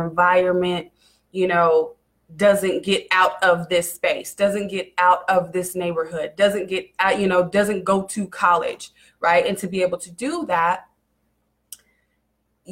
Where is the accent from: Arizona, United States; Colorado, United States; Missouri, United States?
Missouri, United States; Kansas City; I come from Kansas City, Missouri. I was actually moved all around Kansas City, honestly. I first started off, I lived in the west side of Kansas City, which when I grew up was a high area